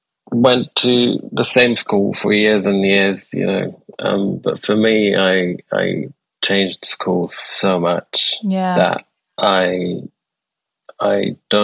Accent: Aleppo, Aleppo Governorate, Syria; also born or lived in Damascus / Homs; So I was born in Damascus, lived there for 3 years or 4 years, and then we moved to another city, Homs, and then we moved to Aleppo, and like we moved within Aleppo.

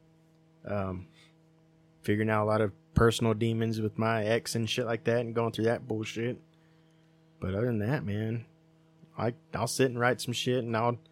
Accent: Seagraves, Texas, United States; also born or lived in Midland, Texas; I grew up in Seagraves

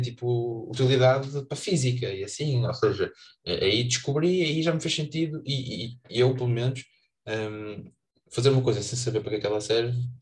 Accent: Vizela, Norte, Portugal; a Vizela, que é a minha terra, pequenino

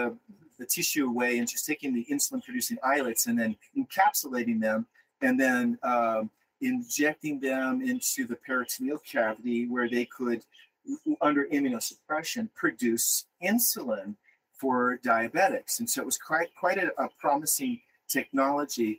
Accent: Nebraska, United States; moved away; I was a hick from Nebraska

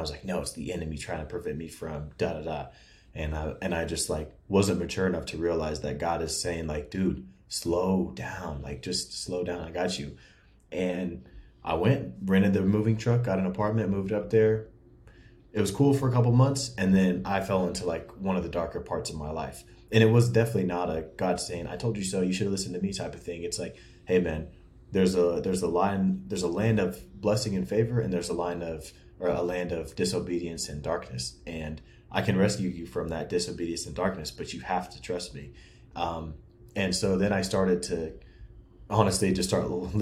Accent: Seattle, Washington, United States; moved away; also born or lived in Wichita, Kansas / Kansas City / Lawrence area; I grew up in Seattle, lived there for a long time, moved to Wichita, lived there for a long time, went to high school, college in Wichita.

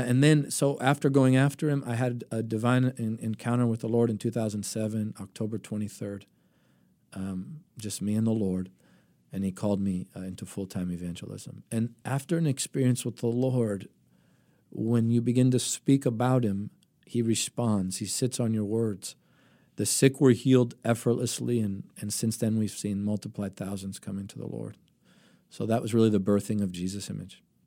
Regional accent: Tarpon Springs, Florida, United States; first language Greek; English is a second language; I grew up in Tarpon Springs.

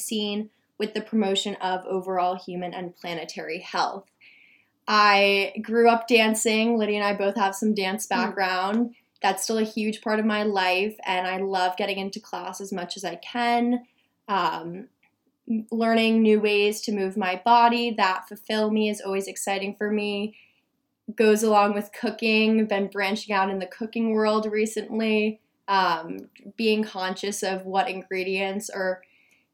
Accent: Ridgewood, New Jersey, United States; moved away; I'm from New Jersey in a town called Ridgewood

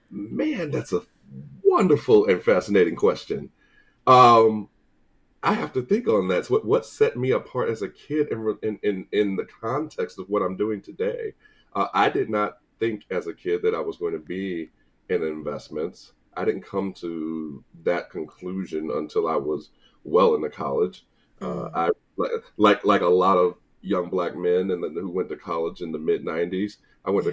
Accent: St. Louis, Missouri, United States; moved away as an adult; also born or lived in Tallahassee, Florida; now in Atlanta, United States; I'm born and raised in St. Louis

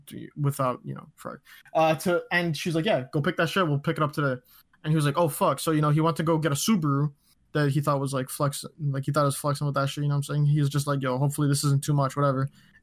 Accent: Ontario, Canada; I'm from Ontario.

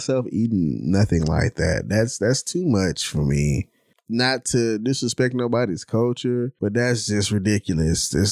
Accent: Houston, Texas, United States; I'm from Houston

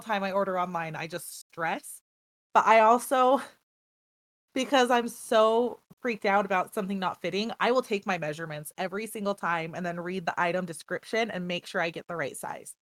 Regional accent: United States; we're American

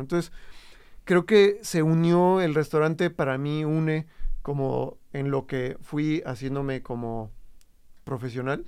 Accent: Jojutla, Morelos, Mexico; now in Guadalajara, Mexico; yo soy de Jojutla, Morelos

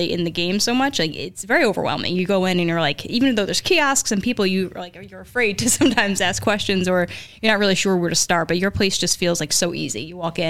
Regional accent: Newark, New Jersey, United States; I grew up in Newark

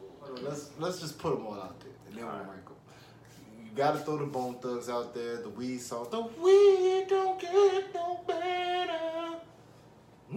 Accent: Maryland, United States; you've been growing up in Maryland too long.

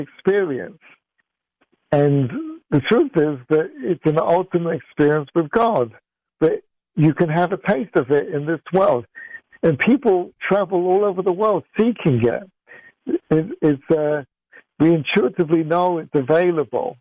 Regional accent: England, United Kingdom; also born or lived in Middle East; now in United States; I grew up in England, I've lived in America for 30 years, and I lived in the Middle East for 9 years.

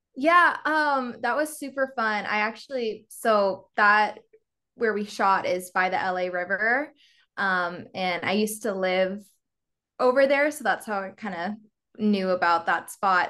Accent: Nebraska, United States; moved away as an adult; now in Los Angeles, United States; I'm from Nebraska, so kind of middle of the country, small, smaller town kind of vibes.

